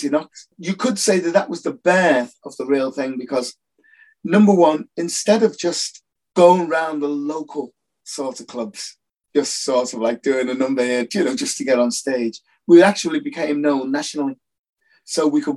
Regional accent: Liverpool, North West England, United Kingdom; I grew up in Toxteth in Liverpool.

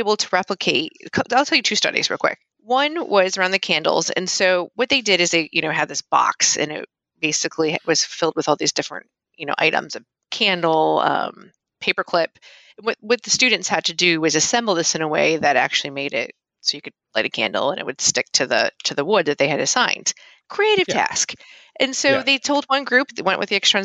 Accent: Rochester, New York, United States; I'm actually from Rochester, New York

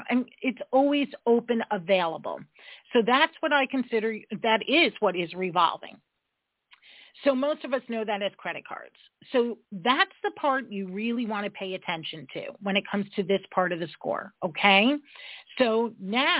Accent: New York, United States; I'm a New Yorker

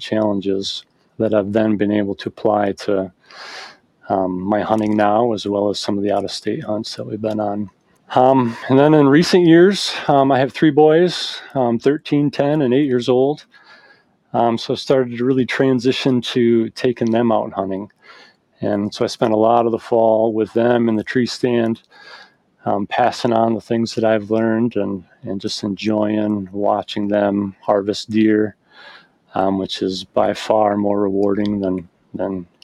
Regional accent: Michigan, United States; I grew up in Michigan hunting

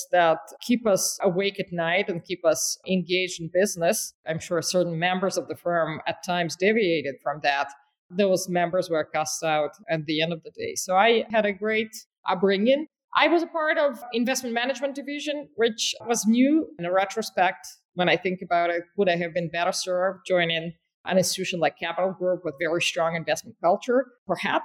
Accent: North Ossetia–Alania, Russia; moved away as an adult; also born or lived in New York; I grew up in Russia

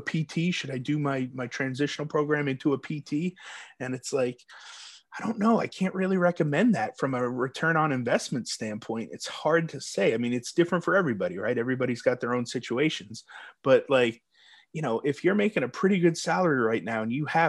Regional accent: New York, United States; now in Texas, United States; I'm from New York originally

